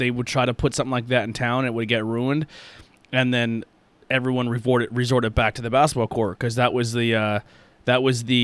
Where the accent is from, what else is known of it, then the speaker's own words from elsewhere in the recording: Mahanoy City, Pennsylvania, United States; I grew up in Mahanoy City and there's some fantastic like just area just had some fantastic basketball players.